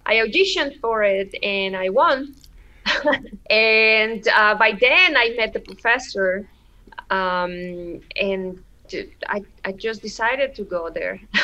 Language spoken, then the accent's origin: English; Oaxaca, Mexico; Oaxaca, my hometown